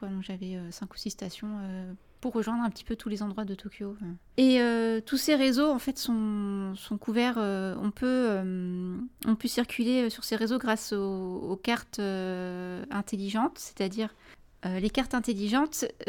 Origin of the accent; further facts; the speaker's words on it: France; en tant que Français